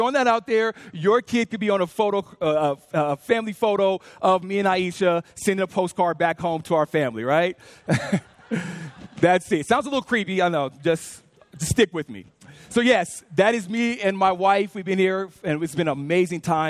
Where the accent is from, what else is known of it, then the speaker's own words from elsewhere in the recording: California, United States; moved away as an adult; now in Louisville, United States; we're from California. We've been here about a year